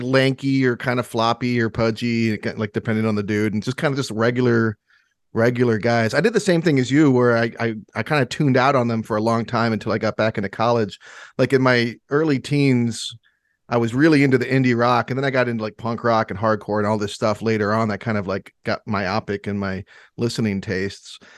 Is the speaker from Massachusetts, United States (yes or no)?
no; Michigan, United States; I'm from Michigan